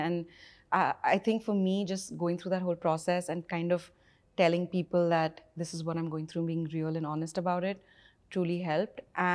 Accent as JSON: {"language": "English", "country": "India", "tie": "born or raised there", "said": "growing up in India"}